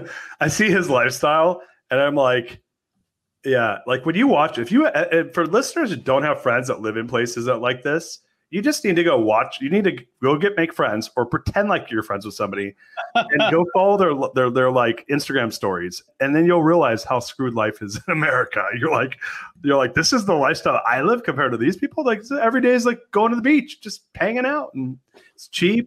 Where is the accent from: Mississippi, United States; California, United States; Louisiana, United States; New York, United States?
California, United States; Orange County, Southern; also born or lived in San Francisco; I grew up in Southern California, Orange County. Then I moved to San Francisco